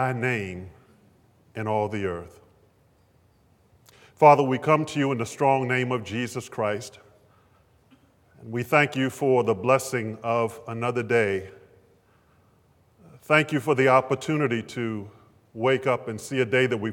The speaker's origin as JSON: {"language": "English", "town": "Baltimore", "region": "Maryland", "country": "United States", "tie": "born or raised there", "said": "as a 12, 13-year-old growing up in West Baltimore"}